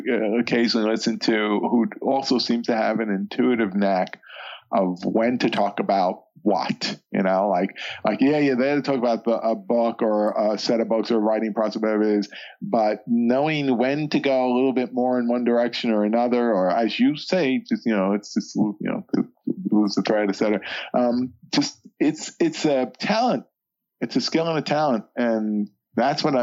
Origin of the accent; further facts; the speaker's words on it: New York City, New York, United States; I grew up in the New York City